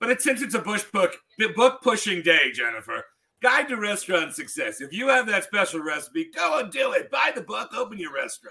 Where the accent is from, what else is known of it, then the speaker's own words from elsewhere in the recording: Maryland, United States; moved away; I'm from Maryland